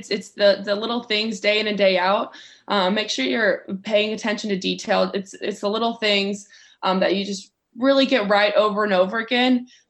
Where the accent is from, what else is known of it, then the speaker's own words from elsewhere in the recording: Texas, United States; like I said, I grew up in West Texas, and my coach, Trey Hayes there.